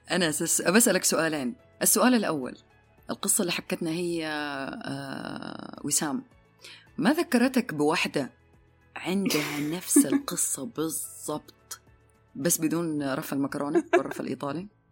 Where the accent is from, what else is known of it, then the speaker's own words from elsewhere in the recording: Hejaz, Saudi Arabia; احنا عندنا عندنا احنا مثل حجازي